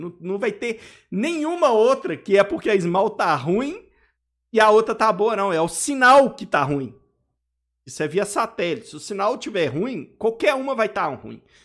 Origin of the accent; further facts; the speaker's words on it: Belo Horizonte, Minas Gerais, Brazil; Eu sou aqui de BH